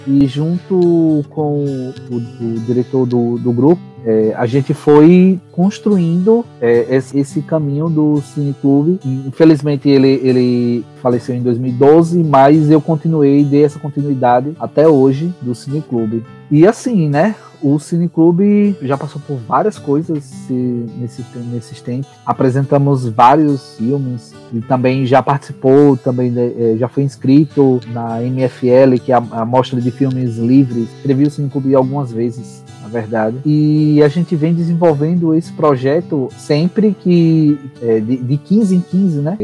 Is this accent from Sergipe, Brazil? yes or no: yes; Lagarto, Sergipe, Brazil; Sou de Lagarto